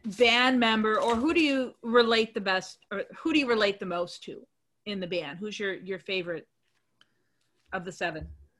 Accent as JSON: {"language": "English", "area": "suburb of Chicago", "region": "Illinois", "country": "United States", "tie": "born or raised there", "said": "And this was in a suburb of Chicago."}